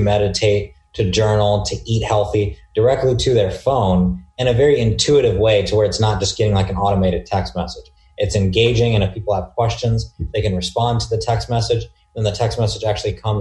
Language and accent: English; Dayton, Ohio, United States; now in Newport Beach, United States; I was born and raised in the small town of Dayton, Ohio, and I currently reside in Newport Beach, California